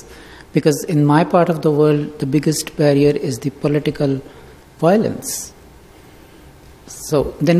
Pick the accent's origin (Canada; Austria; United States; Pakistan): Pakistan; moved away; I'm from Pakistan